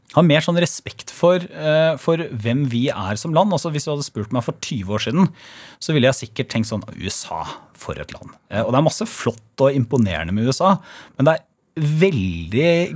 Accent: Porsgrunn, Telemark, Norway; kommer jeg fra Stridsklev

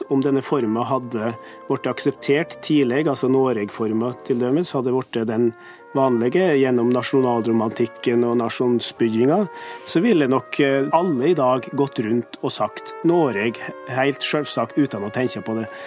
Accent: Trysil, Innlandet, Norway; Jeg kommer fra Trysil.

